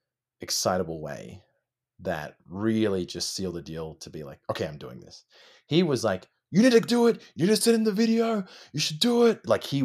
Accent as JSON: {"language": "English", "town": "Melbourne", "region": "Victoria", "country": "Australia", "said": "No, we're all from Australia. All four of us."}